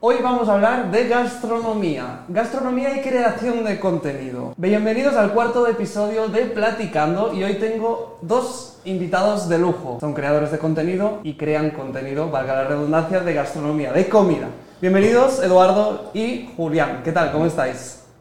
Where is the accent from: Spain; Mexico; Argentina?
Spain; now in Guatemala; yo soy español en Guatemala